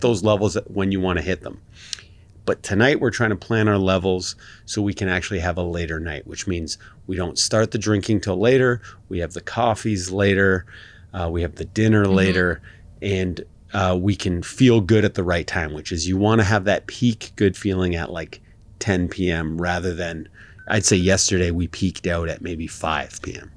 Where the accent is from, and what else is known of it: Canada